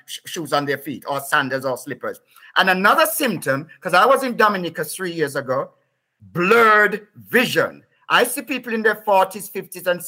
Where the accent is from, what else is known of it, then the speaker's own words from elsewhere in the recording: Whitehall, Saint Thomas, Jamaica; also born or lived in England; now in United Kingdom; I grew up in Jamaica